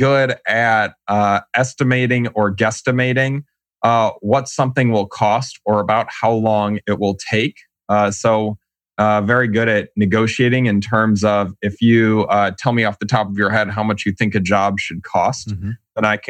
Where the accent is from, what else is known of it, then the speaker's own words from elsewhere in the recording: Shaker Heights, Ohio, United States; accent: flat affect, Midwest; also born or lived in North Carolina; I am a Cleveland guy, so Cleveland, Ohio, and more properly, Shaker Heights.